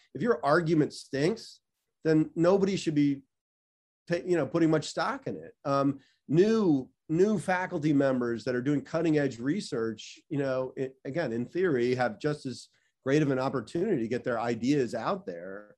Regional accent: Washington, District of Columbia, United States; moved away as an adult; also born or lived in Chicago; I grew up in Washington, D C

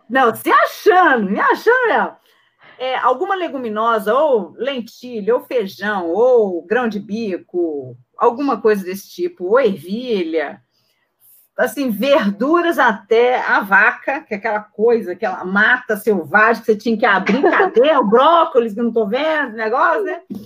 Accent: Belo Horizonte, Minas Gerais, Brazil; sou mineirinha de BH

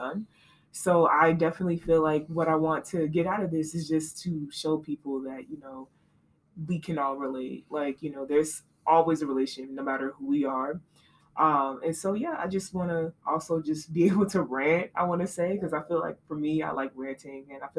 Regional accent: Atlanta, Georgia, United States; moved away as an adult; now in Cincinnati, United States; I'm from Atlanta, Georgia

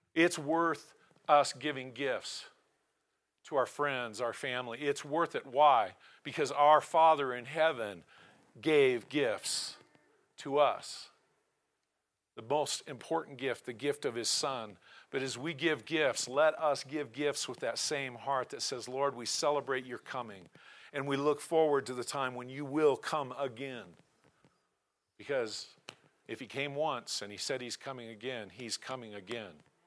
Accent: Portland, Oregon, United States; also born or lived in Tillamook, Oregon; now in Cody, United States; I was born in Portland, my family resided in Tillamook

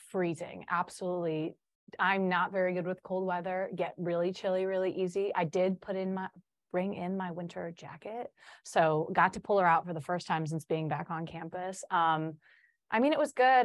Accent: Chicago, Illinois, United States; first language Polish; English is a second language; I'm from Chicago.

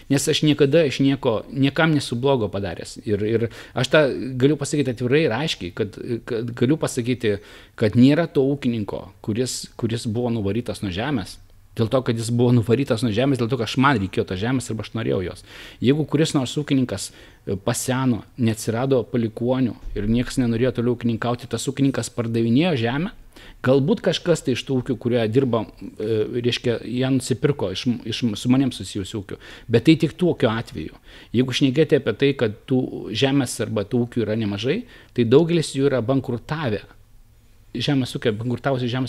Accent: Samogitia, Lithuania; aš nebūčiau žemaitis, tai be abejonių e, tikriausiai būtų mane ir palaužę e, psichologiškai, bet aš esu žemaitis, kuo žemaitį labiau spaudžia, tuo jisai darosi kitesnis.

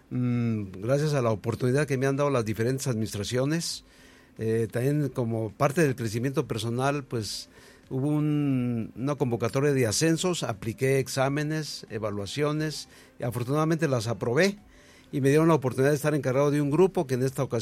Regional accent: Mexico City, Mexico; moved away as an adult; also born or lived in Guerrero, Chihuahua; now in Cuauhtémoc, Mexico; originario de la Ciudad de México.

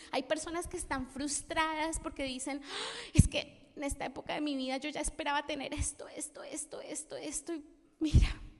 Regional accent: Colombia; moved away; also born or lived in Spain; Yo soy colombiana

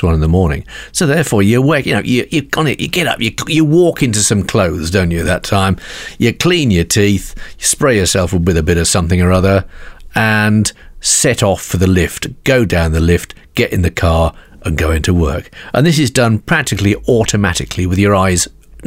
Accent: United Kingdom; being British

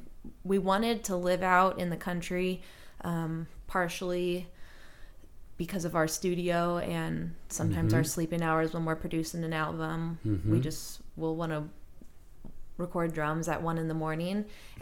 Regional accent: Kansas City, United States; now in Lawrence, United States; But I'm from Kansas City, all my family is from here. I think now that I live in Lawrence, on my dad's side of the family, I'm like the person that lives the farthest away

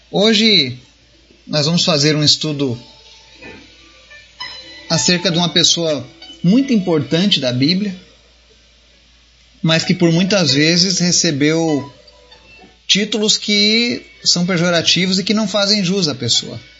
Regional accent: Palmeira das Missões, Rio Grande do Sul, Brazil; eu sou de Palmeira das Missões, no Rio Grande do Sul

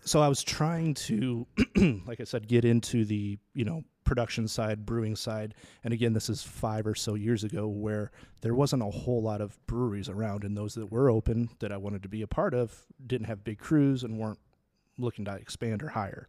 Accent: Minnesota, United States; moved away as an adult; also born or lived in Chicago; I grew up in Minnesota, actually

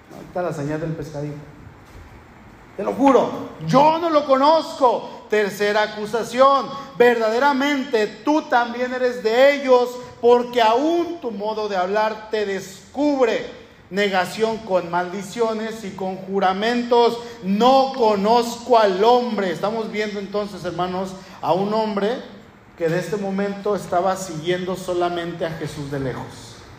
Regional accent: northern Mexico, Mexico; accent: norteño; also born or lived in Puerto Vallarta; yo voy a la Ciudad de México con mi familia y mi familia me dice, oye, hablas como norteño, hablas como ranchero

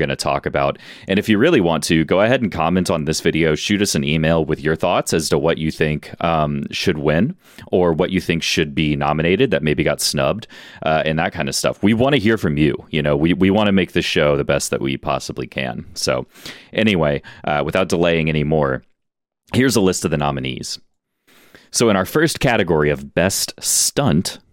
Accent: Houston, Texas, United States; we're all from Houston

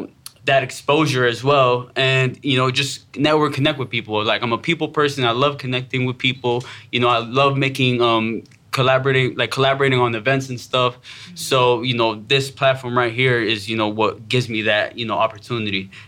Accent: Miami, Florida, United States; moved away as an adult; now in Fort Myers, United States; I'm from Miami, Florida. Moved here in 2014. Been here since. So diehard South Floridian

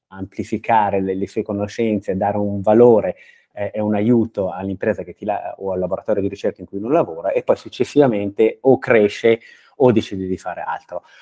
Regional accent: Brianza, Lombardy, Italy; moved away as an adult; io sono Brianzolo eh, di, di, di, nascita eh, e, e ci ho vissuto fino ai 24 anni

